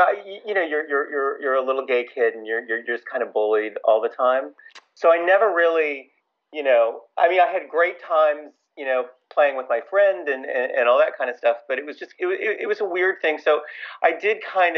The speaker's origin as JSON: {"language": "English", "town": "Louisville", "region": "Kentucky", "country": "United States", "tie": "born or raised there", "also_born_or_lived": "Miami / California", "moved": "as an adult", "lives_now": "New York, United States", "said": "I grew up in Louisville, Kentucky."}